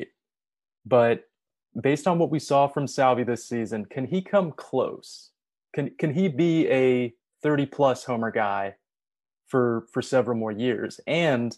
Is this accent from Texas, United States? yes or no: no; Kansas City, Missouri, United States; I was born in 1987. So growing up in Kansas City, watching the Royals was not enjoyable